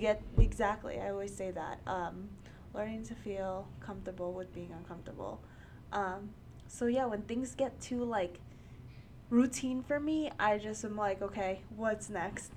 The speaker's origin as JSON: {"language": "English", "town": "New York City", "region": "New York", "country": "United States", "tie": "born or raised there", "also_born_or_lived": "Bronx, New York", "said": "I am born and raised in New York um, in Queens"}